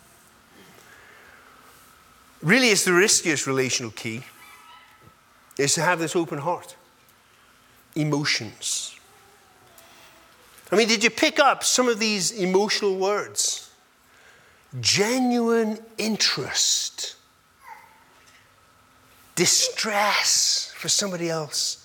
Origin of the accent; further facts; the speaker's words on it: England, United Kingdom; I'm an English boy, so I was raised as an English boy